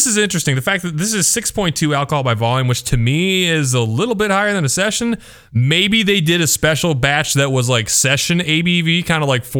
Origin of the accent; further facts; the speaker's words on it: Cedar Falls, Iowa, United States; Back when I was growing up in Cedar Falls, I remember when Single Speed moved into the main street